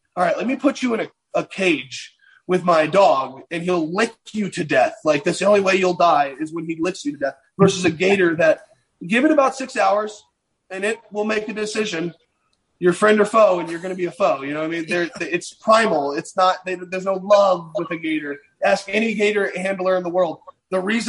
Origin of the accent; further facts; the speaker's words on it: Virginia, United States; Growing up in Virginia, it's a lot of whitetail hunting